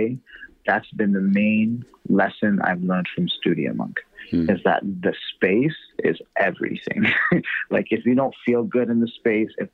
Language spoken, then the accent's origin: English; Toronto, Ontario, Canada; I'm from Toronto